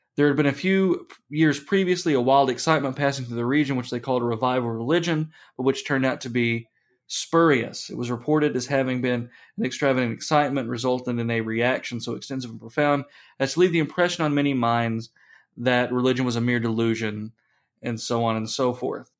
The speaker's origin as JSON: {"language": "English", "country": "United States", "said": "We are Americans"}